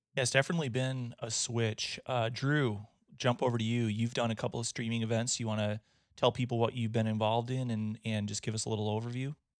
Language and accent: English; Wisconsin, United States; I'm from Wisconsin